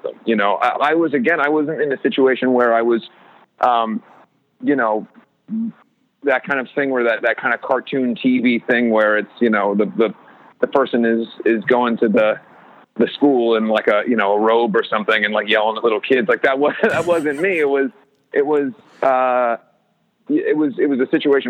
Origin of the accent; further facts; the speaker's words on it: Ohio, United States; moved away; I was a kid from Ohio who was essentially a loner